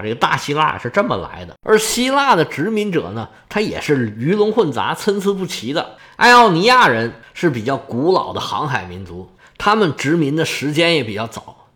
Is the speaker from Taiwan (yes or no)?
no; China; 我们中国人